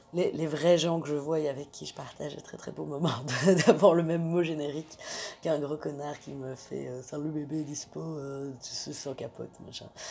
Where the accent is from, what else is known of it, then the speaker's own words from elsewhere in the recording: Belgium; je suis belge